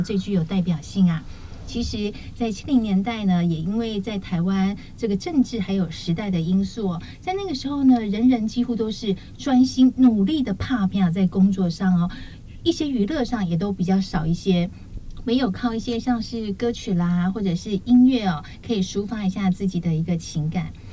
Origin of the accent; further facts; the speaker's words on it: Taiwan; 我们这个台湾人